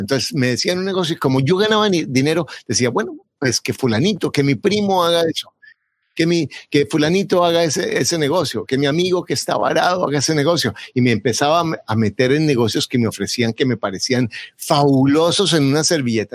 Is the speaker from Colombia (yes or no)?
yes; Bogotá, Colombia; now in United States; Yo nací en Bogotá y mi papá era un, un, campesino